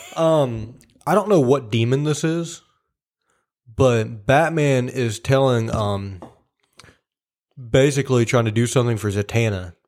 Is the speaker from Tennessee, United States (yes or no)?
yes; Tennessee, United States; we're from Tennessee.